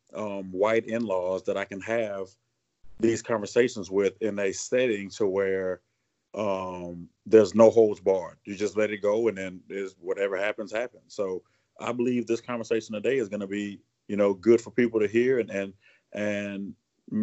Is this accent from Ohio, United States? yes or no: no; South Louisiana, United States; also born or lived in Hannibal, Missouri; born and raised in South Louisiana.